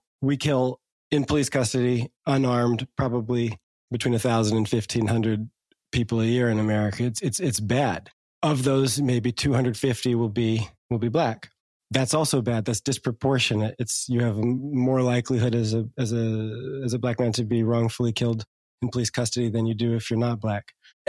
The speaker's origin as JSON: {"language": "English", "region": "New Jersey", "country": "United States", "tie": "born or raised there", "said": "the hood kids I grew up with in New Jersey"}